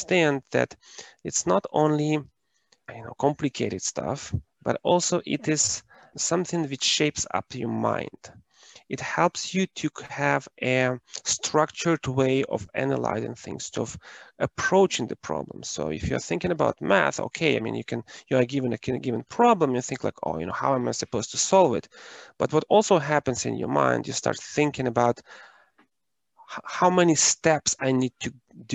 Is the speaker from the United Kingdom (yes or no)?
no; Ukraine; moved away as an adult; I am originally from Ukraine and I was born and raised during the times when it was socialist planned economy.